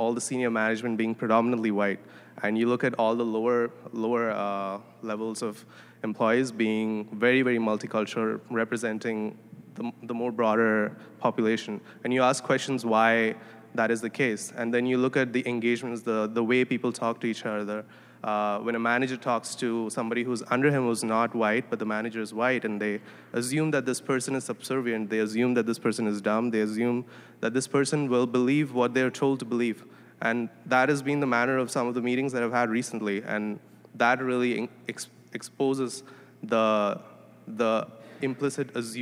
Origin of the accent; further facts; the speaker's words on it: India; moved away as an adult; now in Toronto, Canada; I'm originally from India. I came to Toronto to study, to do my master's